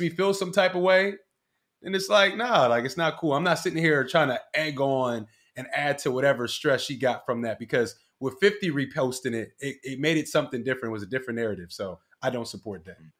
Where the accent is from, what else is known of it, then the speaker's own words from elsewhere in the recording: Philadelphia, Pennsylvania, United States; I'm from Badlands, North Philly, right? It's a Puerto Rican neighborhood